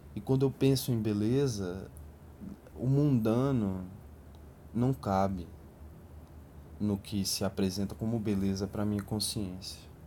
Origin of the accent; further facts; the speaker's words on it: a satellite city of Brasília, Federal District, Brazil; Eu cresci num subúrbio periférico de uma cidade satélite.